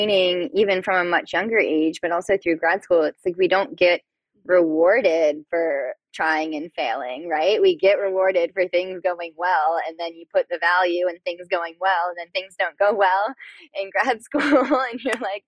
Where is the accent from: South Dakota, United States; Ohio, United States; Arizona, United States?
Ohio, United States; Akron; moved away; I'm from the Akron area in Ohio.